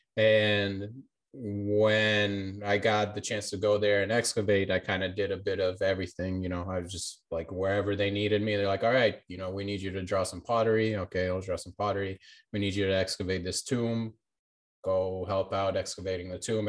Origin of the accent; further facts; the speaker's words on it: Florida, United States; also born or lived in Albania; I was born in Albania and I moved to America when I was young and, like, living in Florida